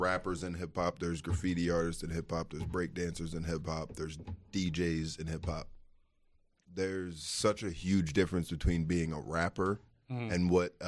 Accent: Delco, Pennsylvania, United States; I'm from Delco too

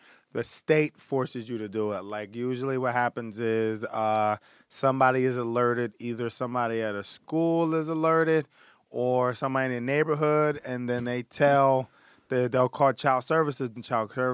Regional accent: Philadelphia, Pennsylvania, United States; Grew up in Philadelphia

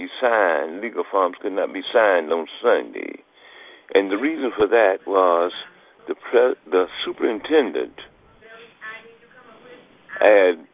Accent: Lake City, Florida, United States; also born or lived in Jacksonville, Florida; my hometown

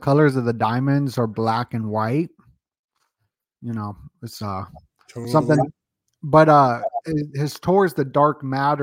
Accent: Las Vegas, Nevada, United States; when I was growing up in Vegas

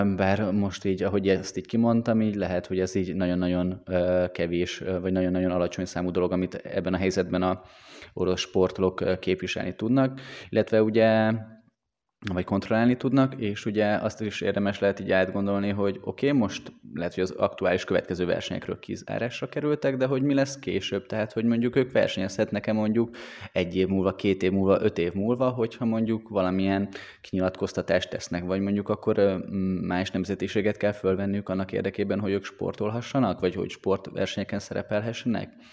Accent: Hungary; mi magyarok vagyunk

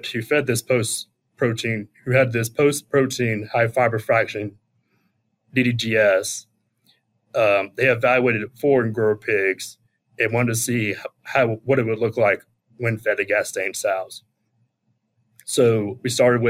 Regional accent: Charlotte, North Carolina, United States; moved away as an adult; now in South Dakota, United States; I'm originally from the Charlotte, North Carolina area. Grew up around agriculture

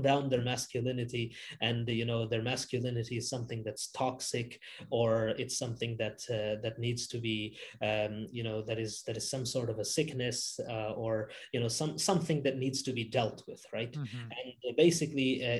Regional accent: Canada; I grew up here in Canada

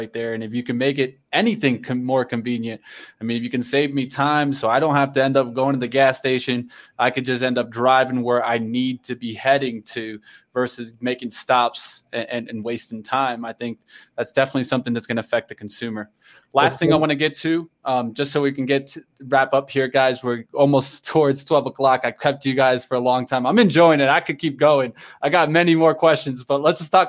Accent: Florida, United States; I'm from Florida

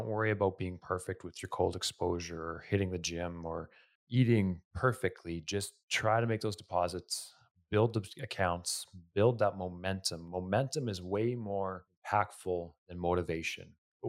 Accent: Canada; accent: Canadian; I have a Canadian accent

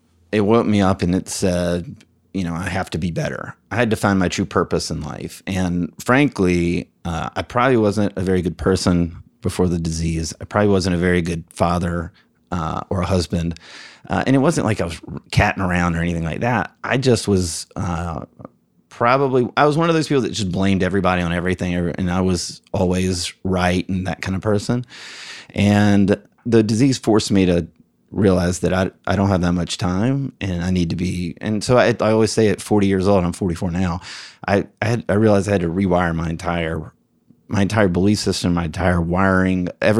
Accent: Alabama, United States; I'm from Alabama. Like, right. I went to the University of Alabama.

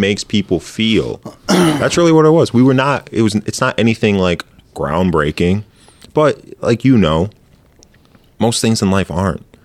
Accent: Grand Ledge, Michigan, United States; I'm from Grand Ledge, Michigan

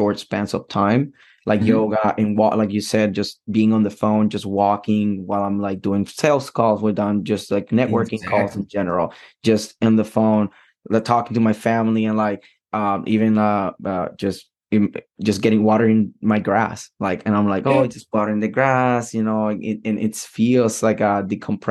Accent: Puerto Rico; moved away; I'm from Puerto Rico

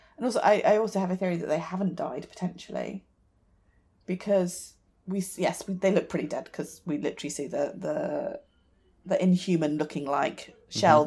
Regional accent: United Kingdom; as a British person

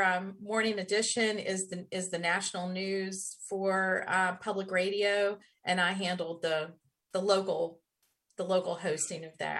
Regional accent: Black Mountain, North Carolina, United States; also born or lived in Hickory; You know, actually, I was born in Western North Carolina in Hickory, which is at least used to be known as the furniture capital of the world. I did grow up in Western North Carolina in Black

